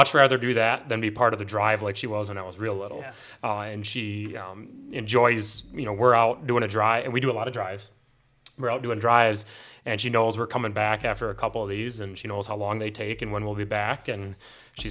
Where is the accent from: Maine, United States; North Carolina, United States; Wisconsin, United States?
Wisconsin, United States; central; moved away; also born or lived in Milwaukee, Wisconsin; the lake that we grew up on and is now the lake my mom lives on